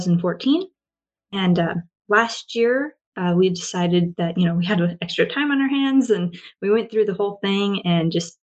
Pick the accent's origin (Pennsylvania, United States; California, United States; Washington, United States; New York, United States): Washington, United States; moved away as an adult; also born or lived in Oregon; now in Japan; So I grew up in Washington State, kind of, and moved around a lot. And I currently live in Japan